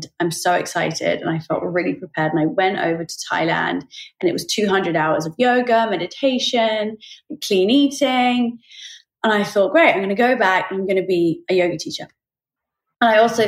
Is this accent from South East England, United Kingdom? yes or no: yes; Oxford, South East England, United Kingdom; I grew up in Oxford in the UK